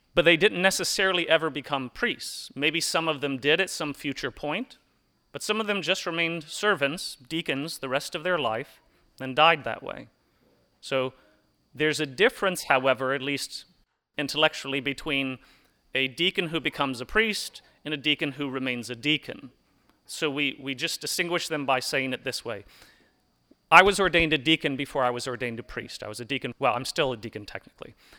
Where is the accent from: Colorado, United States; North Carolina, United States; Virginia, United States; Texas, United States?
North Carolina, United States; Hickory; I remember growing up in Hickory at St. Aloysius